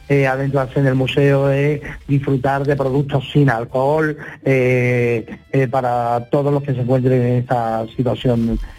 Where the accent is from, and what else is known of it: Rute, Andalusia, Spain